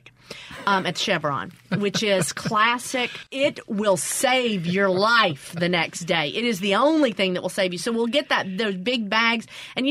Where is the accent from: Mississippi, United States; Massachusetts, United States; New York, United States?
Mississippi, United States; growing up in the South and growing up in Mississippi